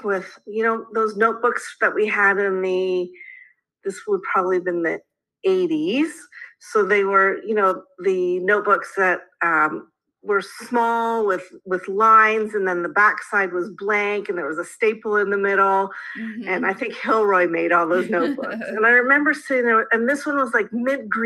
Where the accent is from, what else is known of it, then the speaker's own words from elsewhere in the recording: Canada; being a Canadian